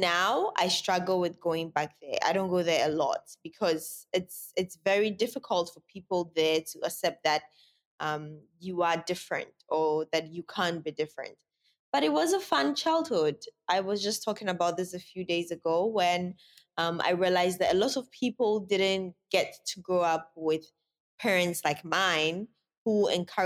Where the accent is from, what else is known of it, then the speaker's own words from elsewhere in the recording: Sunyani, Bono, Ghana; also born or lived in Accra; I was born in Accra, but I was raised in Sunyani